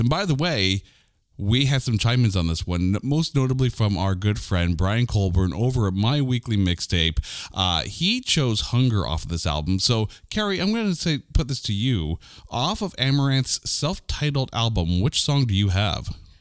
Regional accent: Canada; I'm a Canadian

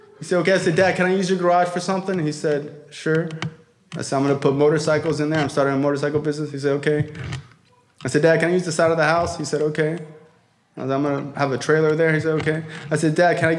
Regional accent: Broward County, Florida, United States; I'm from Broward

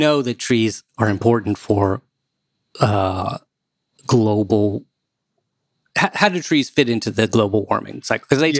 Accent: Maryland, United States; moved away; also born or lived in New York; I grew up in Maryland, and we had nice trees.

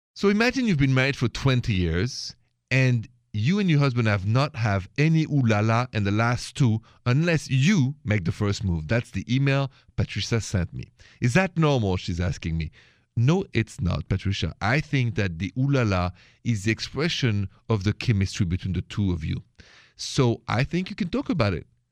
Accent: France; accent: French; my accent is French.

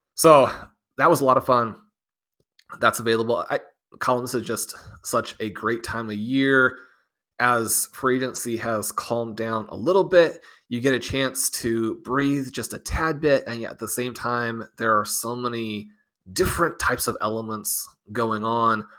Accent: Kansas City, Missouri, United States; I'm from Kansas City

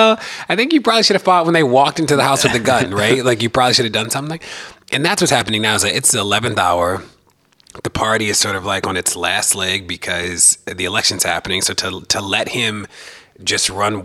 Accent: Baltimore, Maryland, United States; moved away; also born or lived in Minneapolis; I'm from Baltimore and I've lived in Minneapolis and a host of places

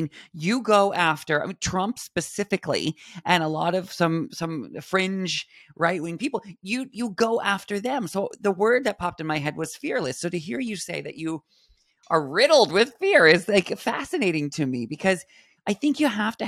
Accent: West Coast, United States; now in Long Island, United States; I grew up on the West Coast

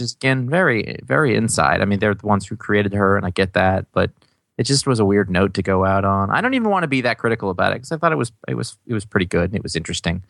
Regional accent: United States; I grew up in America

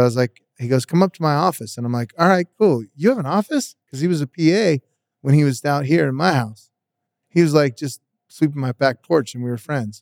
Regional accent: Las Vegas, Nevada, United States; And I'm from Vegas. I'm born here.

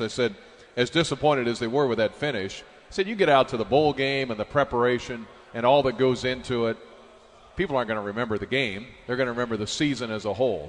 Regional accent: Tolono, Illinois, United States; I grew up in Tolono, just south of Champaign

